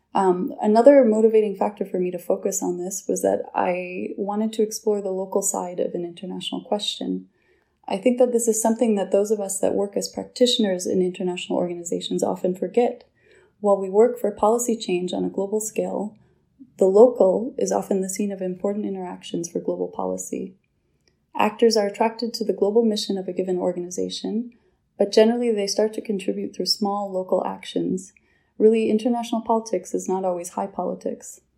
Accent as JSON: {"language": "English", "country": "United States", "moved": "as an adult", "lives_now": "Geneva, Switzerland", "said": "I'm an American national."}